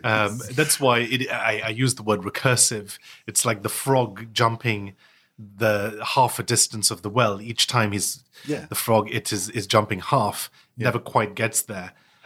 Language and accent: English; United Kingdom; also born or lived in United States; I wasn't born here. I was born in the States. And, you know, I lived all over the world before finally settling in the UK. So, you know, I moved to the UK when I was 11.